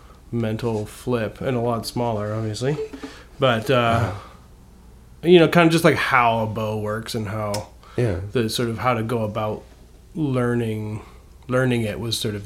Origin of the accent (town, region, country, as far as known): Canada